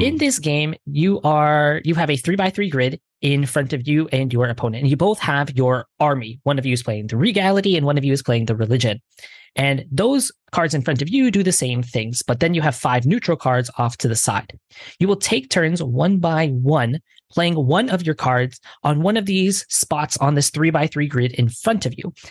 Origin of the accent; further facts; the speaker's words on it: Detroit, Michigan, United States; first language English; moved away; I'm originally from Detroit